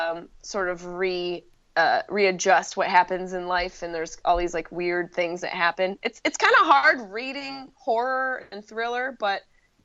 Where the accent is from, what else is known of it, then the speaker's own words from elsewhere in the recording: Syracuse, New York, United States; accent: Syracuse; Yeah, upstate New York. Can you hear it? I have a little Syracuse-y accent